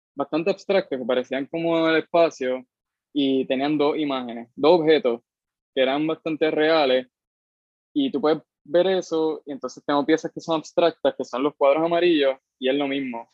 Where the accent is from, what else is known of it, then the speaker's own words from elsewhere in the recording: Cayey, Puerto Rico; yo soy de, o sea, del carajo de Puerto Rico, soy de Calle, pero de Calle específicamente de un barrio que se llama Pasto Viejo, eso está casi llegando a las tetas de Calle. O sea, yo me crié sin vecinos